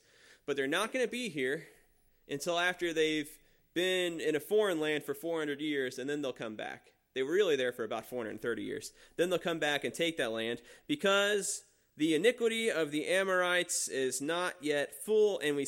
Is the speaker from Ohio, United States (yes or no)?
no; Walton, Kentucky, United States; And here I am from this, growing up in Walton, going to Walton Verona High School.